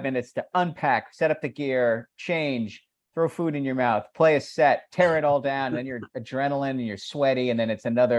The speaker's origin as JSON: {"language": "English", "town": "Annapolis", "region": "Maryland", "country": "United States", "tie": "born or raised there", "said": "we played my hometown. We played two nights at the Ram's Head in Annapolis, Maryland"}